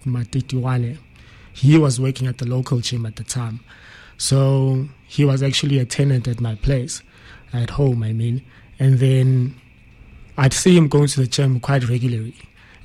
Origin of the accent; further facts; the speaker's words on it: Kriel, Mpumalanga, South Africa; also born or lived in Embalenhle / Kinross; I was born in Mpumalanga. First born and raised in Embalenhle